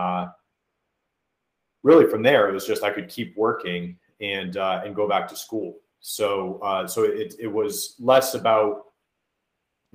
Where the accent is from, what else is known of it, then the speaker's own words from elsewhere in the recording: Keene, New Hampshire, United States; moved away; also born or lived in Biddeford, Maine / Indiana; I'm originally from Southern New Hampshire. Grew up outside of Keene, New Hampshire